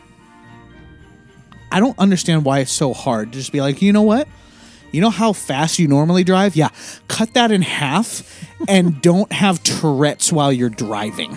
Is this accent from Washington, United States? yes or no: yes; Eastern Washington, United States; now in Western Washington, United States; I grew up in Eastern Washington. I grew up with snow every year